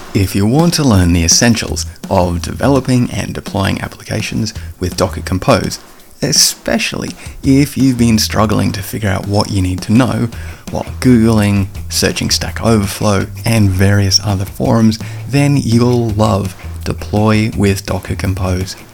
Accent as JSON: {"language": "English", "country": "Australia", "accent": "Aussie", "said": "my Aussie accent"}